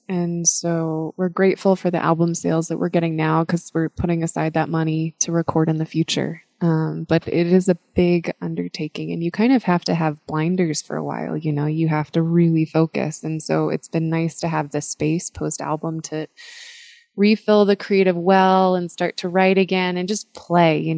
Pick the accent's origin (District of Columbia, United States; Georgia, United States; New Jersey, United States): District of Columbia, United States; Washington; I grew up in Washington, D.C.